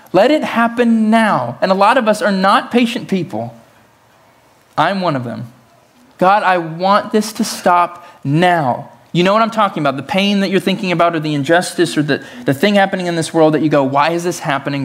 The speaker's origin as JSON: {"language": "English", "region": "Tennessee", "country": "United States", "tie": "born or raised there", "said": "I was raised in Tennessee, the belt buckle of the Bible Belt, in the South"}